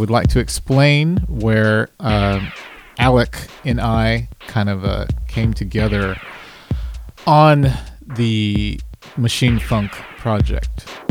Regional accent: Dallas, Texas, United States; I'm from Dallas, Texas, and I uh, make music.

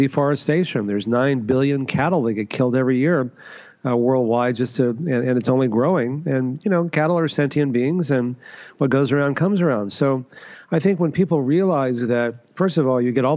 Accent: Texas, United States; I grew up in Texas, you know, the meat capital of the U.S.

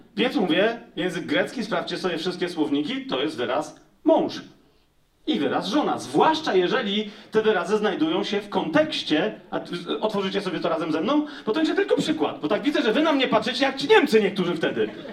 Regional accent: Poland; ja jestem z Polski

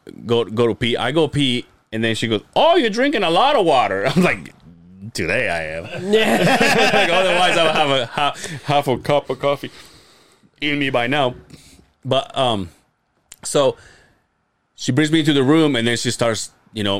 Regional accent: Mérida, Yucatán, Mexico; now in Utah, United States; Mérida, Yucatán.

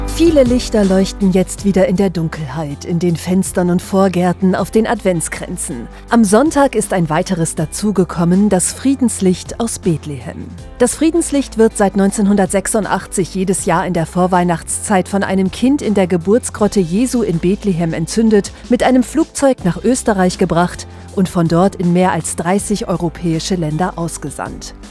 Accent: Lower Saxony, Germany; bei uns in Niedersachsen

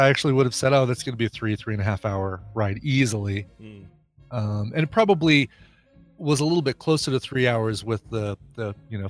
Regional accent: Denver area, Colorado, United States; having lived in Colorado all my life and in the Denver area

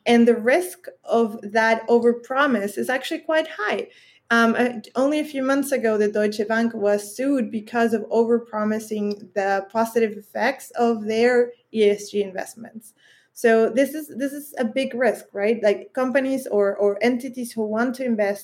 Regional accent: Chile; in Chile, my home country

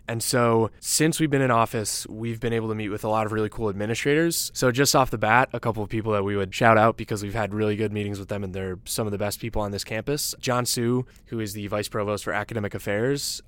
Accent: Downers Grove, Illinois, United States; I'm from Downers Grove, Illinois, a Chicago suburb.

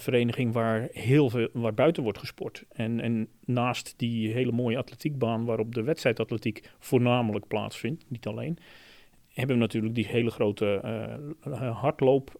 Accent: Zeelandic Flanders, Netherlands; moved away as an adult; now in Hilversum, Netherlands; in Zeeuws-Vlaanderen, waar ik vandaan kom

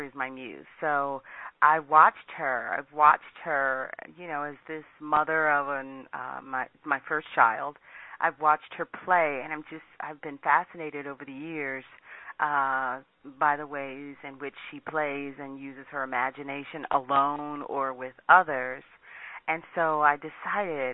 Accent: Washington, District of Columbia, United States; I grew up in Washington, D.C.

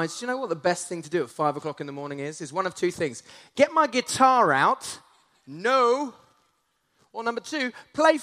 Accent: Essex, East of England, United Kingdom; now in Canterbury, United Kingdom; I grew up in Essex. I now live in Canterbury.

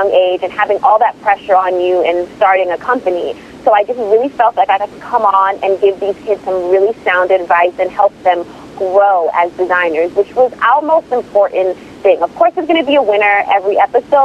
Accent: Omaha, Nebraska, United States; I grew up in Omaha, Nebraska, and my mother was a seamstress.

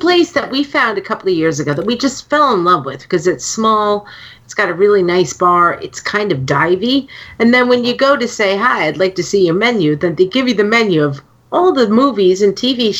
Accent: New York, United States; accent: New York; now in Washington, D.C., United States; suddenly my New York accent came back in full fucking force.

